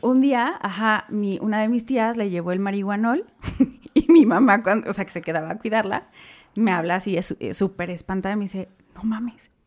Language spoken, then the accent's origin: Spanish; Mexico; como buen mexicano